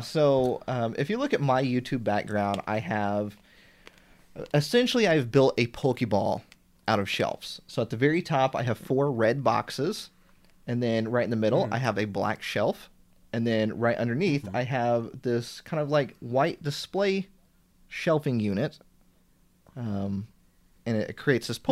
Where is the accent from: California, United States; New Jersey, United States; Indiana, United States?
Indiana, United States; I'm from Indiana, and we have one IKEA store.